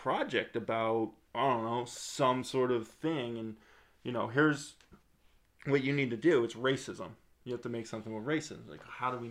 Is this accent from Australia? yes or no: no; Nova Scotia, Canada; when you're in Nova Scotia and you're in the film industry, because we all were